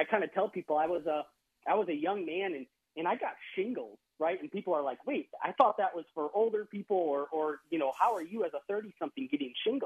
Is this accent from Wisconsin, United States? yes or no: yes; Wisconsin, United States; now in Texas, United States; I live in Texas now. I grew up in Wisconsin, but I live in Texas now